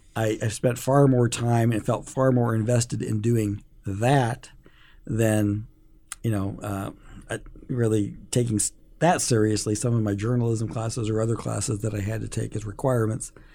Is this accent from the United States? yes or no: yes; Omaha, Nebraska, United States; I grew up in North Omaha